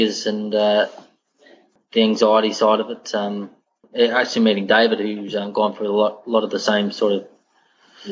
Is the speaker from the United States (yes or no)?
no; Victoria, Australia; moved away as an adult; now in Queensland, Australia; It's a town about an hour from Geelong in the Western Districts.